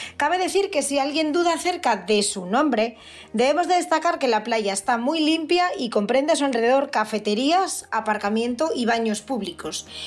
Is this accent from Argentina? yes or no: no; Asturias, Spain; los que somos de Asturias